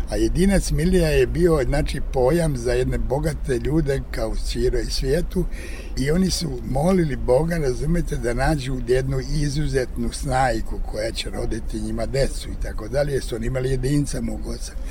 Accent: Gorjani, Zlatibor District, Serbia; između Užica i Požege u selu Gorjanima. Tamo ima negde preko 30 … gde smo mi dole u dolini Đetinje

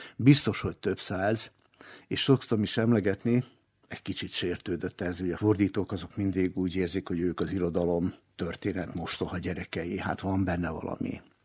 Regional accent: Novi Sad, Vojvodina, Serbia; also born or lived in Slovenia; én magam is Szlovéniában születtem, de nagyon korán, még egész kisgyerekként kerültünk le Újvidékre

